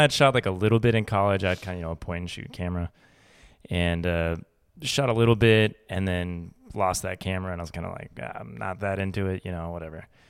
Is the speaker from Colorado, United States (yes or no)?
yes; Boulder, Colorado, United States; now in Austin, United States; I grew up in Colorado